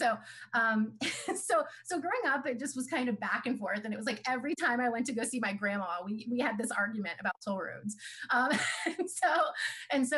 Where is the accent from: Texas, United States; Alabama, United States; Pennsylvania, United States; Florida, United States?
Florida, United States; Orlando; also born or lived in California / Gainesville, Florida; I grew up in Florida. I'm born and raised in the Orlando area